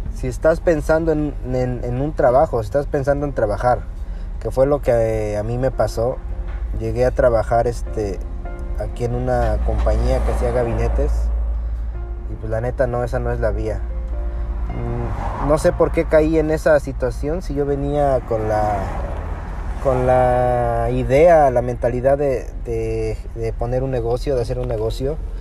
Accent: Mexico; moved away as an adult; now in United States; Nosotros somos de México, venimos de México, y nos venimos realmente por el nivel de seguridad que hay allá.

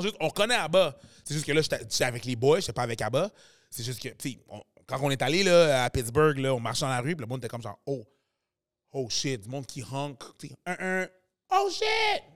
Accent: Quebec, Canada; le Québec, c'est quand même là que je suis né, puis je suis quand même québécois à la fin de la journée. Je suis québécois, je suis haïtien

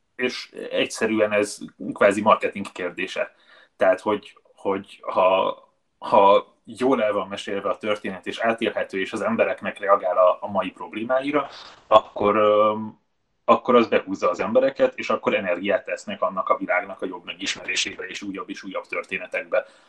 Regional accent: Budapest, Hungary; ahol felnőttem, Baros Gábor telepez Budának a déli része

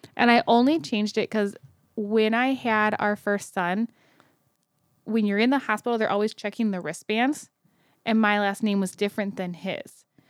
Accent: Kentucky, United States; I was born in Kentucky

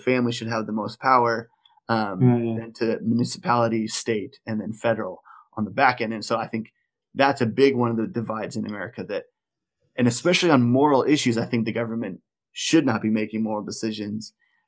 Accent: Colorado, United States; We're from Colorado

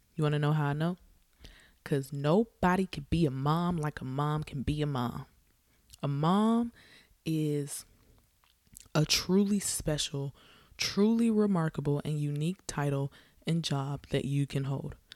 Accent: the South, United States; I'm from the South

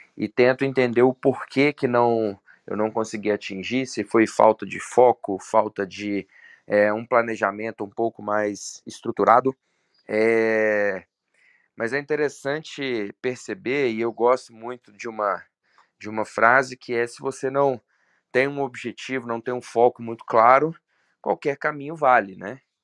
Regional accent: Belo Horizonte, Minas Gerais, Brazil; sou de Belo Horizonte

